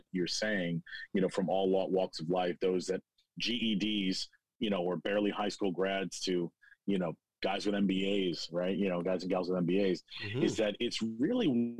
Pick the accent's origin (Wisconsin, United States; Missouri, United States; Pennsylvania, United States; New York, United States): New York, United States; New York City; also born or lived in Geneseo, New York / Rochester, New York; I grew up in New York City